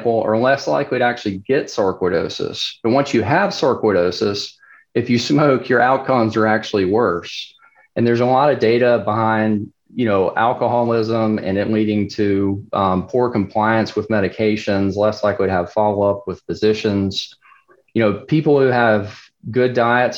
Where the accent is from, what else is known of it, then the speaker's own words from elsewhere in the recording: South Carolina, United States; South Carolina, and I'll totally admit my bias, you know, this is my home state